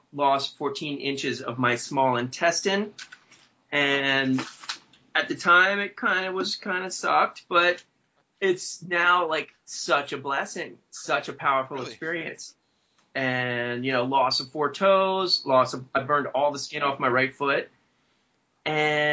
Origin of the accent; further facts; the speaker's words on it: Maryland, United States; I was born in Maryland and 46 years old.